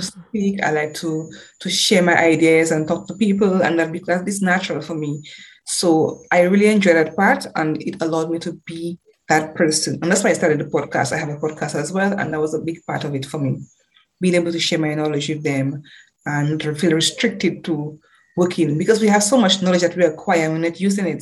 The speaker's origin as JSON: {"language": "English", "country": "Dominica", "tie": "born or raised there", "also_born_or_lived": "United Kingdom", "said": "growing up in Dominica"}